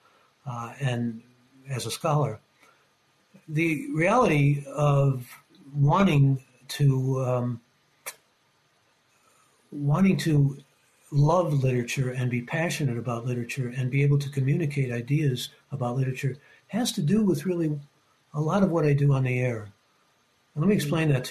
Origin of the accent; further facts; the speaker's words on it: Cleveland, Ohio, United States; growing up in Cleveland and looking back at Cleveland